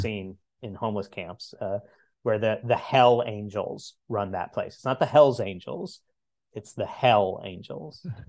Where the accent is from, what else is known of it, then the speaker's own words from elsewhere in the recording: the Ozarks, United States; moved away; I'm originally from the Ozarks